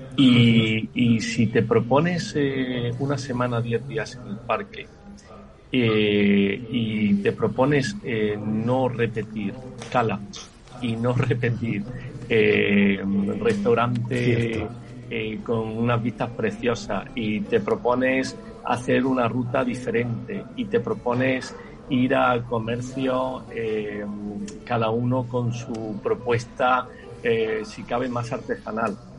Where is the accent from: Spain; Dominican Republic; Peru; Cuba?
Spain; Almería, Andalusia; soy como almeriense que soy